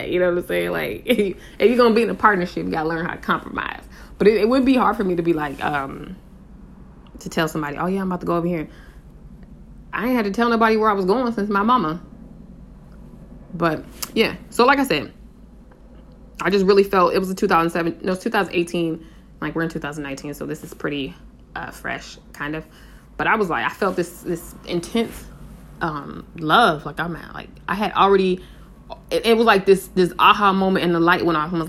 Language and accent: English; Colorado, United States; born there; I used to live in uh, Colorado. Well, I was born in Colorado